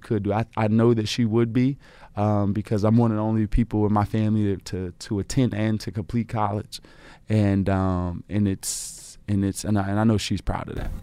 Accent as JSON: {"language": "English", "town": "Chicago", "region": "Illinois", "country": "United States", "tie": "born or raised there", "moved": "as an adult", "said": "my grandmother had a, you know, house on the south side of Chicago. We grew up in the Art Guild"}